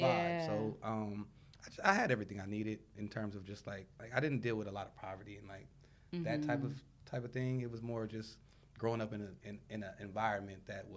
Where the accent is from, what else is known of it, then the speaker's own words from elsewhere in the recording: Compton, California, United States; Born and raised in Compton